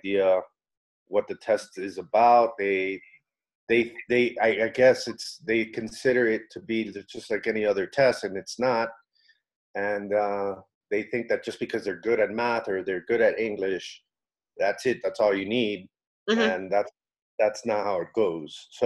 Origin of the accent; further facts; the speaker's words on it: United States; now in South America; I grew up in the States, had my whole education over there